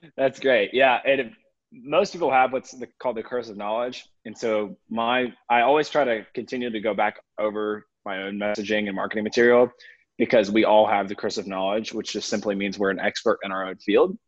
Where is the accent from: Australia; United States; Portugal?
United States; Atlanta, Georgia; I grew up in the Atlanta area, um, kind of in the suburbs of Atlanta